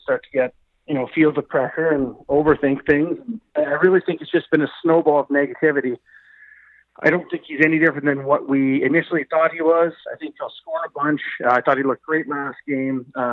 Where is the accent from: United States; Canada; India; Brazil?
Canada; being Canadian is sort of a binding identity. We're all Canadian